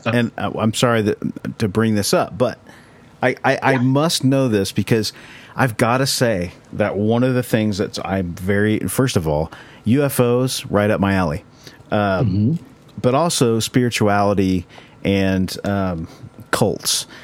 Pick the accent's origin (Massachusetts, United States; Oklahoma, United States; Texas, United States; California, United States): Oklahoma, United States; Bible Belt; living in Oklahoma that you know we we grew up in the Bible Belt